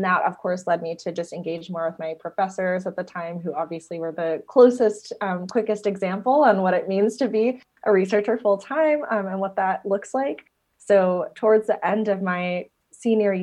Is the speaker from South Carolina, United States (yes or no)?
no; New Jersey, United States; moved away as an adult; also born or lived in Ithaca, New York / Los Angeles; I grew up in New Jersey